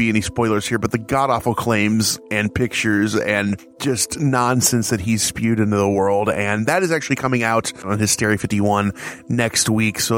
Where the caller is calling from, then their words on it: Chicago, Illinois, United States; I am coming from Chicagoland in my quarantine bunker, also known as my house.